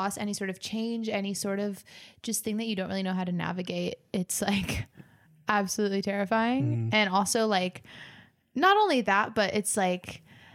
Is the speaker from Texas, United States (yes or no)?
no; Northern California, United States; now in Los Angeles, United States; I grew up in Northern California. And so when I moved to Los Angeles